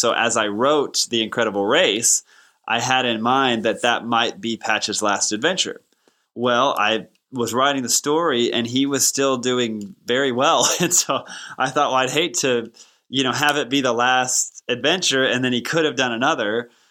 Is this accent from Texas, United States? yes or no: yes; Texas, United States; I grew up in Texas, and that's the first time I heard it. I would have been probably two or three.